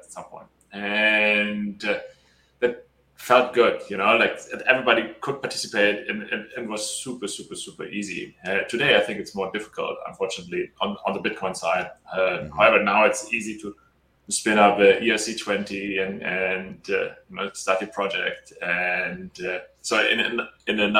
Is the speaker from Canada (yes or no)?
no; Germany; moved away as an adult; also born or lived in United Arab Emirates / China / Australia / Italy; I'm from Germany originally, and when I was 18, I started out, I built a fashion company, and then started studying in Germany and then some other places.